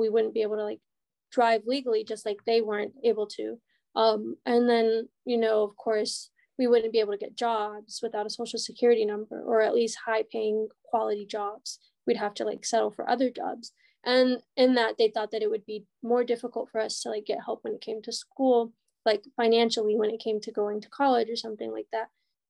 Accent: United States; born there; So they would tell me not to tell people I was born in Mexico, even though I thought that was like super cool

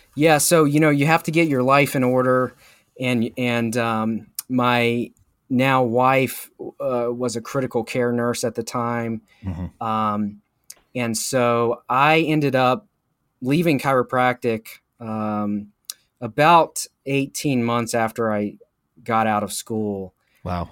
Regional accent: Charlotte, North Carolina, United States; also born or lived in St. Louis, Missouri; Moved back to Charlotte, North Carolina, where I had gone to high school and lived for most of my life

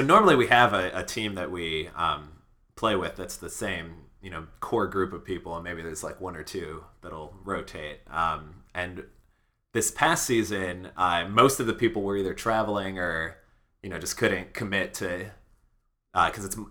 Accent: Chicago, Illinois, United States; I grew up in Chicago

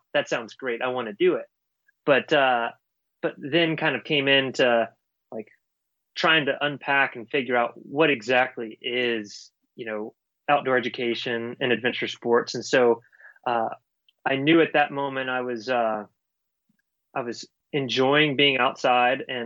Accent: Orange County, Virginia, United States; I grew up in rural Virginia, so a really small county, Orange, Virginia

